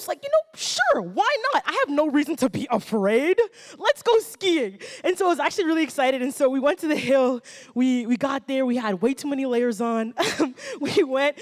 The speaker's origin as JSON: {"language": "English", "town": "Ottawa", "region": "Ontario", "country": "Canada", "tie": "born or raised there", "said": "I actually grew up right here in Ottawa, and I grew up in the South Side"}